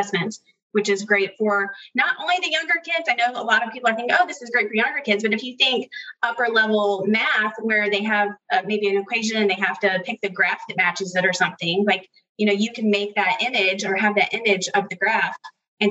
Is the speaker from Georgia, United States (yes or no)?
yes; Georgia, United States; now in Texas, United States; I am from Georgia, but I live in Texas